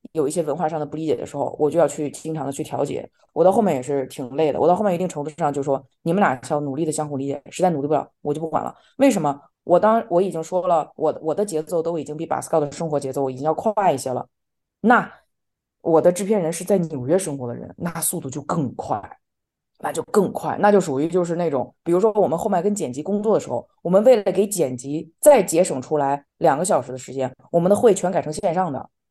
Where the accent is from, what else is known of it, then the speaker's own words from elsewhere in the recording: China; moved away; also born or lived in Central African Republic; 因为我是中国人嘛